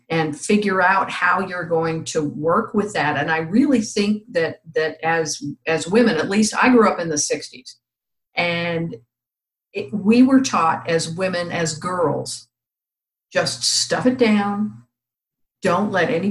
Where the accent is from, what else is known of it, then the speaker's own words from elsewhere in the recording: California, United States; accent: very flat accent; also born or lived in Virginia; now in North Carolina, United States; I'm from California. Originally. And we have it's very flat accent out there